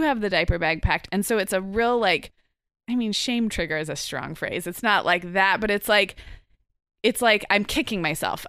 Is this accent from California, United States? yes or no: yes; Santa Barbara, California, United States; my hometown of Santa Barbara